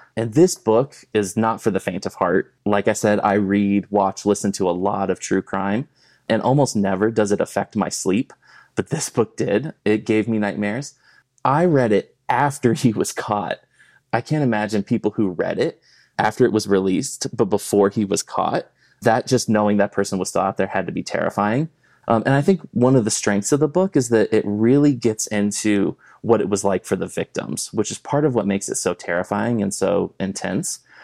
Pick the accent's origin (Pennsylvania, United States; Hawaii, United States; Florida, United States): Florida, United States; South; also born or lived in Kentucky / California; now in Colorado, United States; I grew up in South Florida